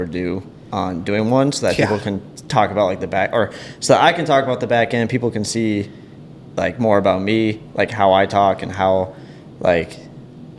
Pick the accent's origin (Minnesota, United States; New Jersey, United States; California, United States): Minnesota, United States; St. Cloud; I grew up in St. Cloud